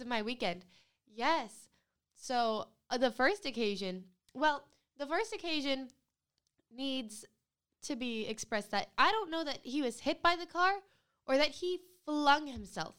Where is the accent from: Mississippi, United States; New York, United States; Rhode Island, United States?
Rhode Island, United States; I'm from Rhode Island